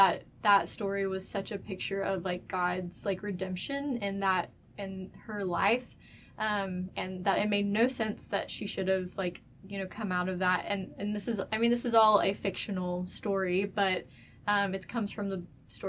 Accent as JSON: {"language": "English", "town": "Moore", "region": "Oklahoma", "country": "United States", "tie": "born or raised there", "said": "I grew up in Moore, Oklahoma, which is where all the F5 tornadoes mm-hmm. come through."}